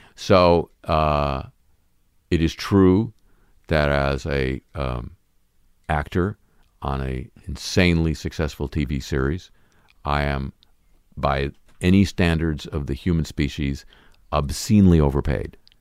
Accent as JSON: {"language": "English", "region": "Southern California", "country": "United States", "tie": "born or raised there", "said": "growing up in Southern California"}